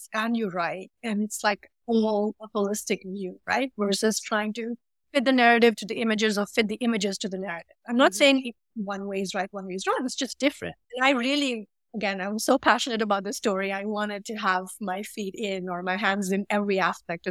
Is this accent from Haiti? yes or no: no; Mumbai, Maharashtra, India; moved away as an adult; now in Chicago, United States; I'm from Mumbai and, you know, I've grown up in a humid environment